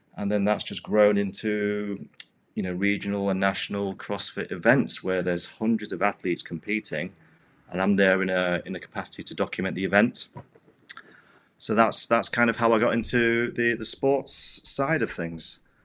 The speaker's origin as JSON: {"language": "English", "country": "United Kingdom", "moved": "yes", "said": "move back to my home country in the U K"}